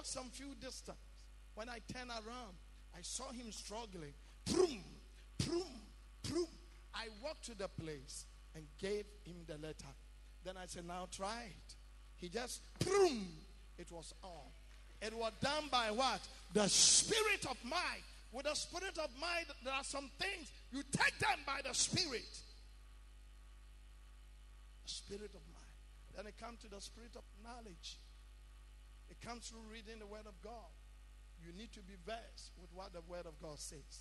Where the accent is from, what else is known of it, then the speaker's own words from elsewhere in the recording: Ghana; Being a Ghanaian